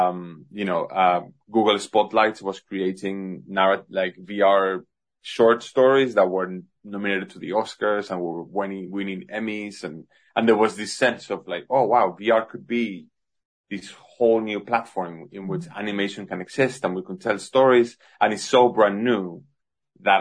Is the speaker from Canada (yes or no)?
no; Madrid, Community of Madrid, Spain; also born or lived in Singapore; now in London, United Kingdom; I was born in Madrid, Spain